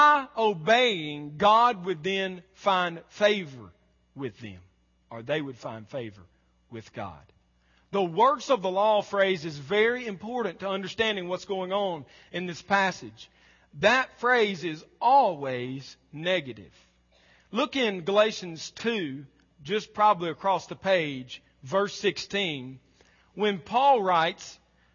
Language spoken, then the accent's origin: English; the South, United States; We were raised in Southern, polite, middle class, church-going culture